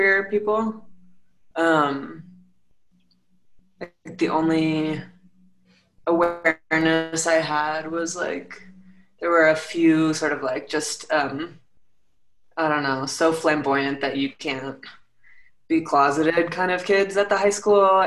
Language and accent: English; Rye, New York, United States; also born or lived in Santa Monica, California; now in Colorado Springs, United States; So I grew up in Rye, New York, which is a suburb of New York City